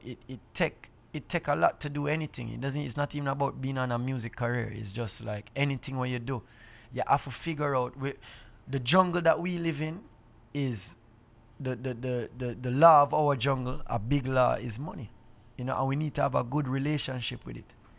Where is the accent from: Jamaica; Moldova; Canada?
Jamaica; I, being a Jamaican